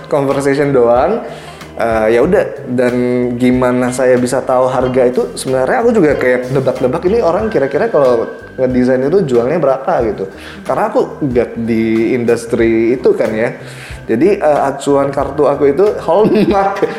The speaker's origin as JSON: {"language": "Indonesian", "country": "Indonesia", "said": "aku dari orang Indo, aku, eh, eh orang Indo gitu."}